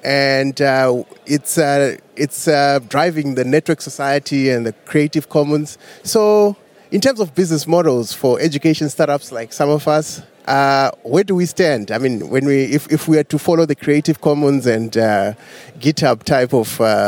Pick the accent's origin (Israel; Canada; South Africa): South Africa; I'm from South Africa.